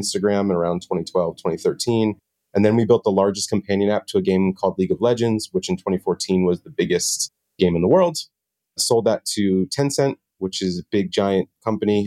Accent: New Jersey, United States; moved away; also born or lived in Washington, D.C.; I'm from Jersey originally, actually

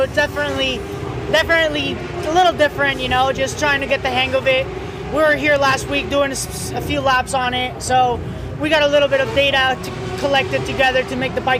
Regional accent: Colombia; I'm Colombian myself.

